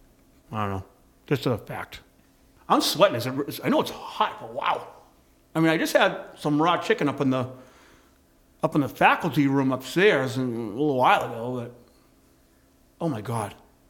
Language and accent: English; Boston, Massachusetts, United States; I grew up on a farm. I grew up on a farm in South Boston, actually. It was the only one.